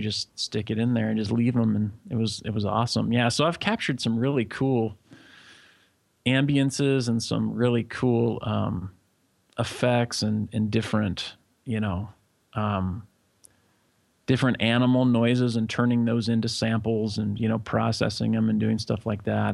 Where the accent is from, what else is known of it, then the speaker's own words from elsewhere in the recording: Corvallis, Oregon, United States; moved away as an adult; also born or lived in Los Angeles; now in Jakarta, Indonesia; I was born in Corvallis, Oregon.